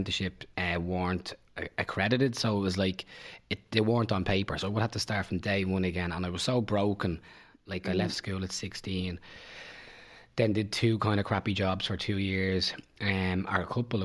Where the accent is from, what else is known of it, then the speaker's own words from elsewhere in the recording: Bray, Leinster, Ireland; also born or lived in Dún Laoghaire; I'm from Bray originally. Well, Dunleary originally, but then moved to Bray.